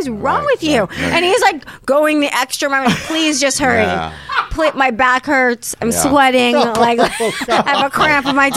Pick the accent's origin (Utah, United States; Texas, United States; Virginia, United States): Texas, United States; I'm from Texas.